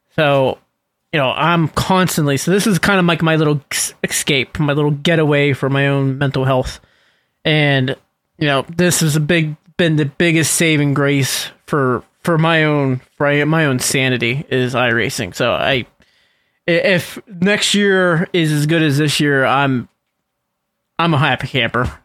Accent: Western Pennsylvania, United States; also born or lived in Latrobe, Pennsylvania; I'm from Western Pennsylvania

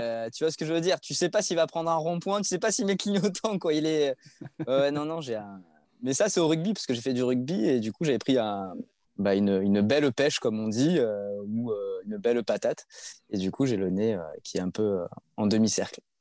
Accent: Provence-Alpes-Côte d'Azur, France; je suis de la Côte d'Azur

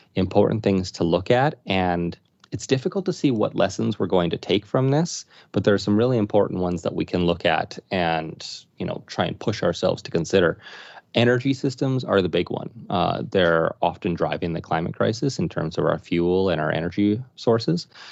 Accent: Saskatoon, Saskatchewan, Canada; was born and raised in Saskatoon

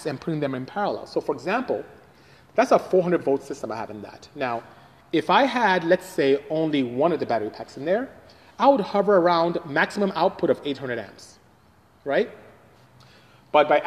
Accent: Nigeria; moved away; I'm Nigerian, so from West Africa indeed. That's where I'm from originally

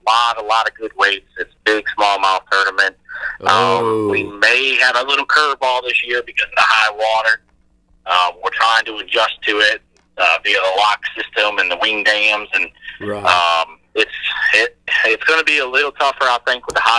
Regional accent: upstate New York, United States; I'm from upstate New York

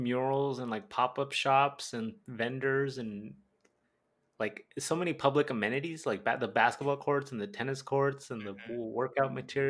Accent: Southern California, United States; we're from Southern California

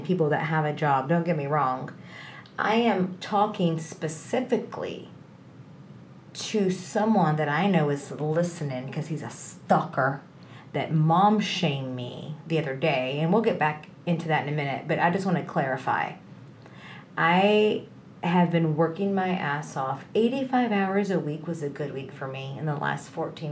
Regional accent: Texas, United States; I'm from Texas. I live in the North Dallas area

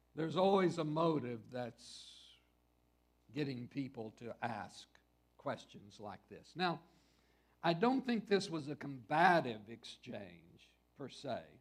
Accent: West Texas, United States; I grew up in West Texas

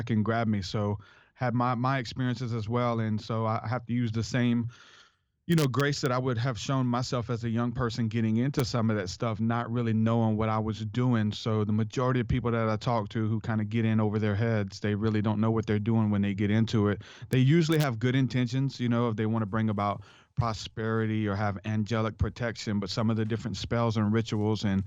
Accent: New Orleans, Louisiana, United States; I'm from New Orleans, Louisiana

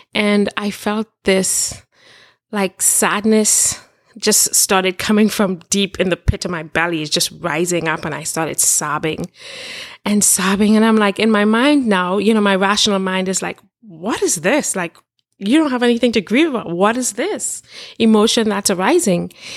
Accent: Trinidad & Tobago; growing up in Trinidad, I'm from Trinidad and Tobago

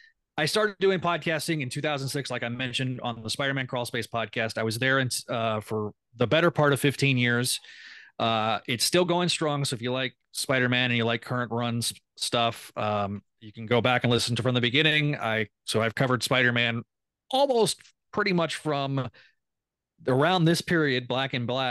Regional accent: Amarillo, Texas, United States; moved away; I'm from the Amarillo area.

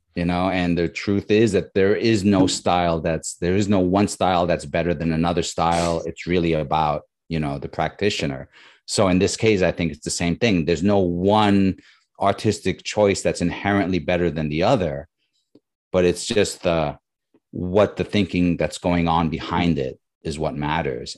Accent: New York, United States; now in Bay Area, United States; I grew up in New York

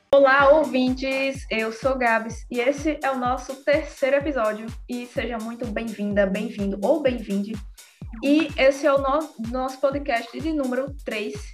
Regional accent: Rio Grande do Norte, Brazil; a gente é de, do Rio Grande do Norte

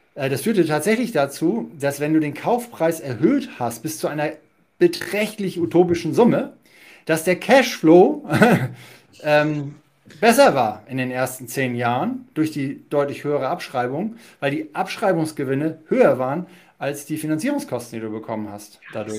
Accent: Hamburg, Germany; Wir kommen ja beide da aus Hamburg

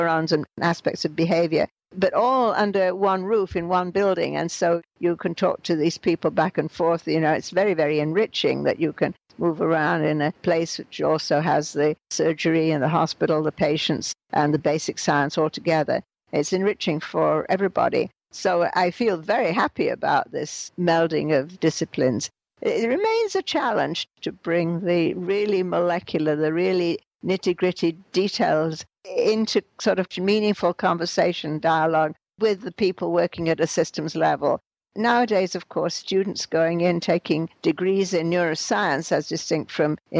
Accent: England, United Kingdom; moved away as an adult; now in Montreal, Canada; I came from England and was teaching, actually, at the University of Montreal

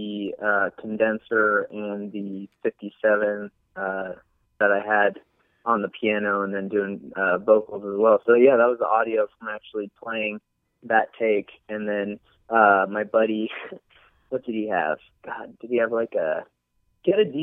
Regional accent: Kansas, United States; also born or lived in Dallas, Texas; now in Austin, United States; I'm actually from Kansas, and I'm actually in Kansas right now with the folks for Thanksgiving weekend

